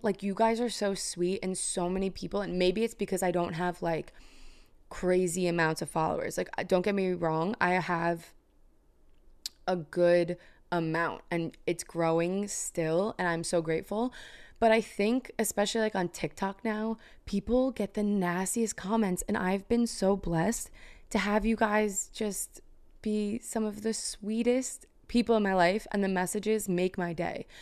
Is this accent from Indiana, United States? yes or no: no; New York, United States; now in New Jersey, United States; I was born in Manhattan, moved out to a suburb in Jersey